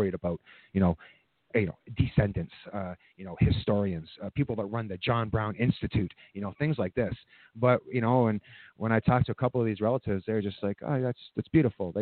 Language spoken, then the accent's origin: English; Scotland, United Kingdom; now in Canada; I was born in Scotland. I have a very big, very big, rich love for my culture.